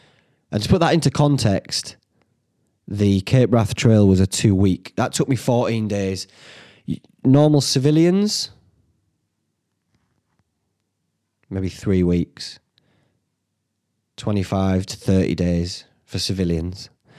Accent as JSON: {"language": "English", "town": "Whitby", "region": "Yorkshire and the Humber", "country": "United Kingdom", "said": "They didn't know I was from Whitby."}